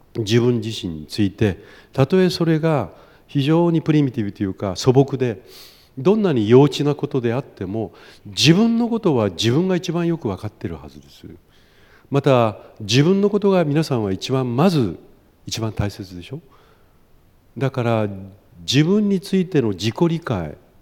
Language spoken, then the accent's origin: Japanese; Kumamoto, Japan; moved away as an adult; now in Chiba, Japan; 熊本生まれなので東京に来てなかなかその言葉に慣れ親しめなかった